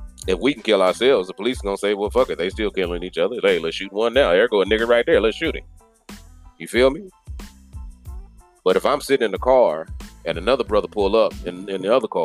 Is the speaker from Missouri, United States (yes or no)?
yes; Kansas City, Missouri, United States; moved away as an adult; I'm born and raised in Kansas City. Born and raised in Kansas City